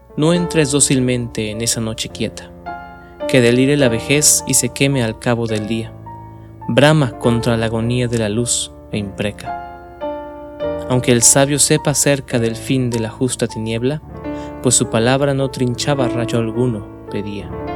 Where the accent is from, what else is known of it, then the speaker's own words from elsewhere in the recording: Mexico City, Mexico; yo soy de la Ciudad de México